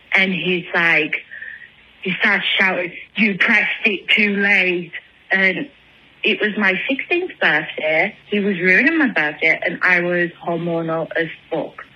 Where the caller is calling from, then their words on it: England, United Kingdom; I'm calling from England